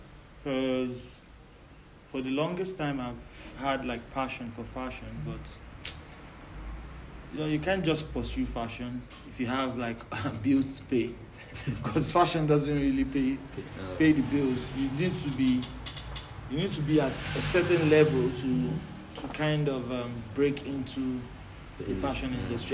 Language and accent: English; Lagos, Nigeria; now in Cape Town, South Africa; I'm from Lagos, Nigeria.